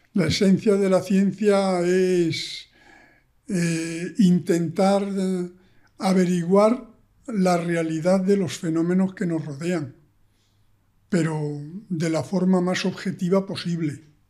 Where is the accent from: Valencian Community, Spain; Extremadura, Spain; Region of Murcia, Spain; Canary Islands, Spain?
Extremadura, Spain; moved away; also born or lived in Granada; yo soy extremeño, he vivido en la naturaleza toda mi vida